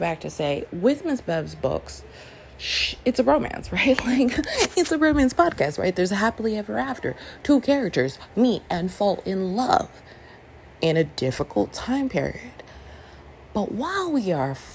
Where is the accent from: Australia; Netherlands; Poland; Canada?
Canada; Toronto, Ontario; moved away as an adult; also born or lived in Brooklyn, New York City, United States; now in New York City, United States; we moved as a family to Toronto. So I grew up in and I was five. So I grew up in Canada